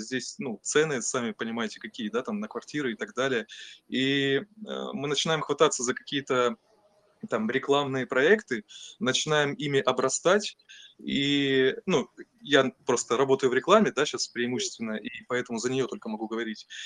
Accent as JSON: {"language": "Russian", "town": "Taganrog", "region": "Rostov Oblast", "country": "Russia", "tie": "born or raised there", "also_born_or_lived": "Tatarstan", "moved": "as an adult", "lives_now": "Moscow, Russia", "said": "все детство я провел в Ростовской области, городе Таганроге"}